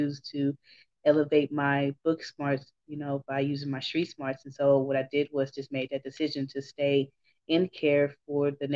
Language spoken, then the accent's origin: English; Houston, Texas, United States; I'm from Houston, Texas. I was born and bred